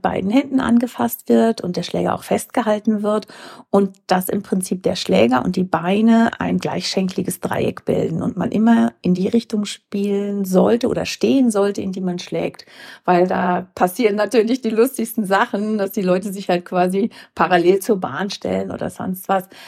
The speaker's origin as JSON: {"language": "German", "town": "Herscheid", "region": "North Rhine-Westphalia", "country": "Germany", "tie": "born or raised there", "also_born_or_lived": "Mainz", "moved": "as an adult", "said": "ich komme aus dem Sauerland, aus Herscheid, aus einem Ort, der 6.500 Einwohner hat, wo sich jeder kennt und sich jeder duzt"}